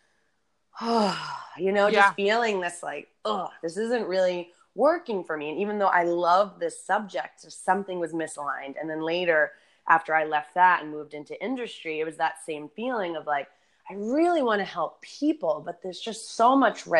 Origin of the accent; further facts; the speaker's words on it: Boston, Massachusetts, United States; moved away as an adult; also born or lived in San Diego; growing up in Boston and winters, like moving to San Diego felt like a dream